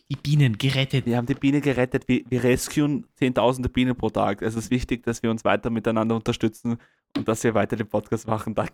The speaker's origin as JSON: {"language": "German", "region": "Vienna", "country": "Austria", "said": "Und ich so, ja, ich komme aus Wien."}